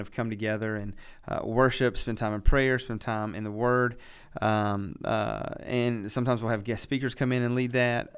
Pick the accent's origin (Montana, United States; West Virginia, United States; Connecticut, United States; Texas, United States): West Virginia, United States; moved away as an adult; also born or lived in Lynchburg, Virginia; now in Boiling Springs, United States; I am originally from West Virginia. Uh, grew up out in the country, um, just in West Virginia